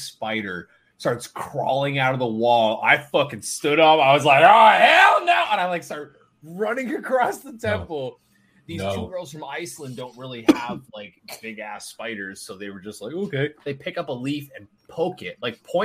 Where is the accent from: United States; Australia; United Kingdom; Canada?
Canada; I'm Canadian